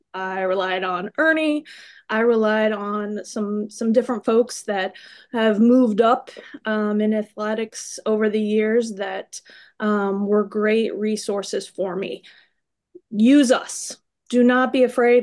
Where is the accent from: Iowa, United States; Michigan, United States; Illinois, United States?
Iowa, United States; moved away; I am from Iowa